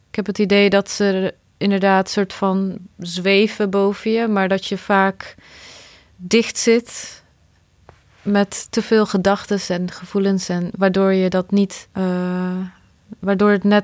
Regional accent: Bosnia & Herzegovina; now in Netherlands; als ik bedenk dat ik ook uit Bosnië kom en dat als alles anders was gegaan, dan woonde ik daar nog steeds.

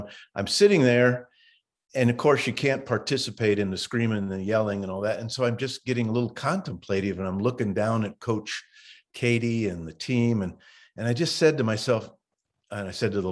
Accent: North Liberty, Indiana, United States; moved away as an adult; also born or lived in Pennsylvania / Kokomo, Indiana / Italy; I'm from North Liberty, Indiana, up near South Bend. The high school now is John Glenn High School in Walkerton. So they combined with Walkerton. But I grew up there my whole life till I went to college out east

